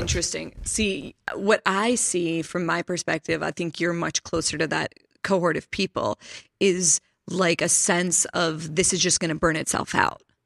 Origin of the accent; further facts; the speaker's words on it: Pittsburgh, Pennsylvania, United States; I'm from Pittsburgh